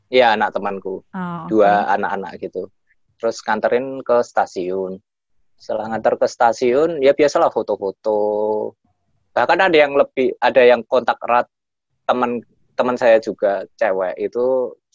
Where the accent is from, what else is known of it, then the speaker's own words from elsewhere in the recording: Semarang, Central Java, Indonesia; Saya asli Semarang.